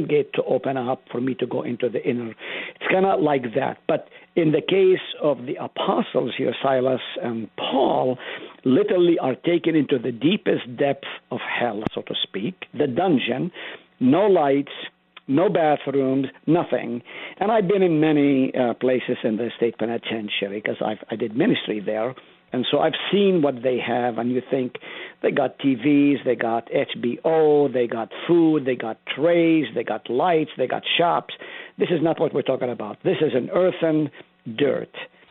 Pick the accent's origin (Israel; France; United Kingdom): Israel; now in South Dakota, United States; I grew up in Israel